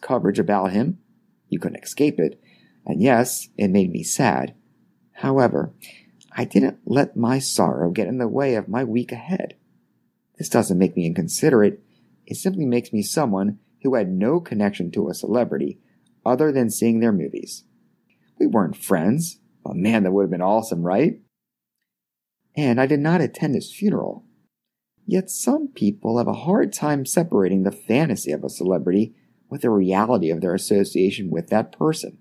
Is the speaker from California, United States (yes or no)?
no; Baltimore, Maryland, United States; just shy of my 5th birthday, a very traumatic event took place in my hometown